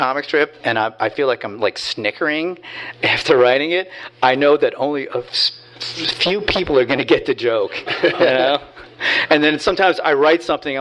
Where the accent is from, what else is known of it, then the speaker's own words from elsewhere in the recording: Hoboken, New Jersey, United States; I grew up in Hoboken and in Jersey City